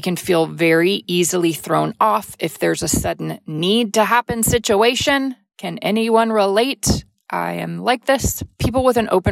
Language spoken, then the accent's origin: English; Texas, United States; growing up in the South, being in Texas